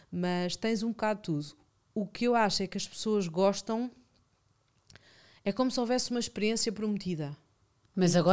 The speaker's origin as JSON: {"language": "Portuguese", "region": "Lisbon", "country": "Portugal", "tie": "born or raised there", "said": "Não, sou de Alvalade. Eu, eu, só saí de Alvalade há quatro meses. Eu vivi a vida inteira em Alvalade na mesma rua."}